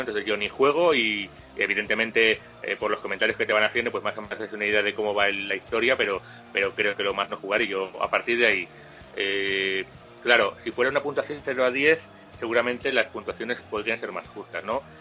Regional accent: Valladolid, Castile and León, Spain; also born or lived in Madrid / Guadalajara; yo soy de Valladolid

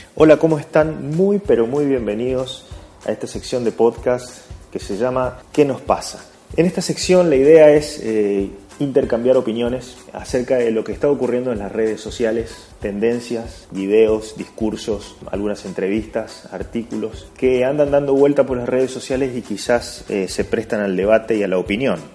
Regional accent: Argentina; En Argentina, en mi país

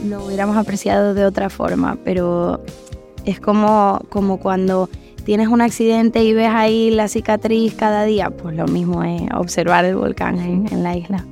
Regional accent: La Palma, Canary Islands, Spain; now in Madrid, Spain; pude cantarla allí en La Palma y, y bueno, con, mucha emoción. Y, nada, la verdad que fue muy cerquita de mi pueblo, de donde yo he, crecido

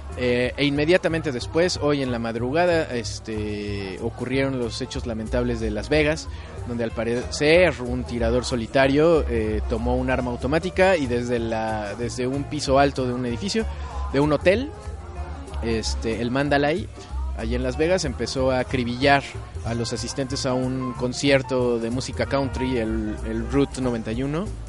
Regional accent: Mexico; yo siendo mexicano

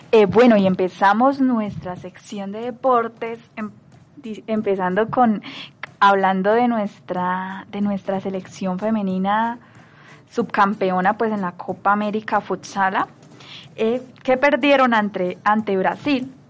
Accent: Colombia; nosotros como, colombianos

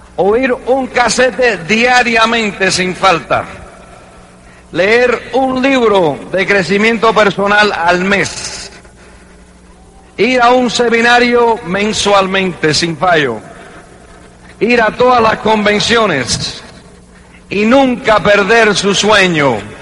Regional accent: New York, United States; Se fue para Nueva York, donde yo nací, en el 47

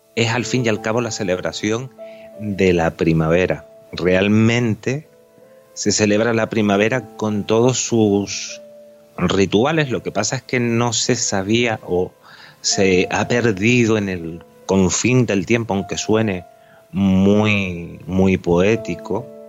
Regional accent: Canary Islands, Spain; yo soy canario

